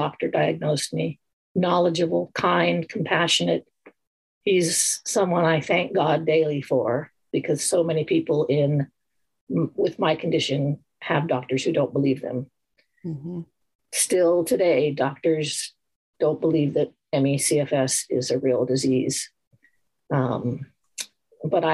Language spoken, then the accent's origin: English; Montana, United States; I grew up in Montana as an athlete